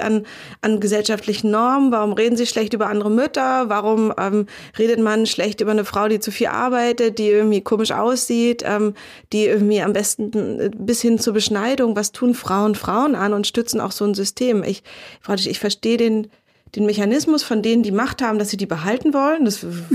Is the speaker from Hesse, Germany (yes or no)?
no; Berlin, Germany; Für mich als Berlinerin